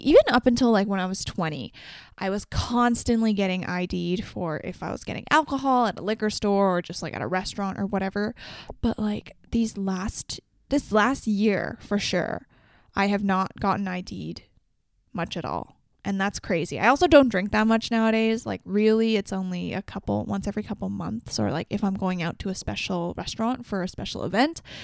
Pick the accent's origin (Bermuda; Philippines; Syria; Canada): Canada; Vancouver, British Columbia; I'm from Vancouver, B C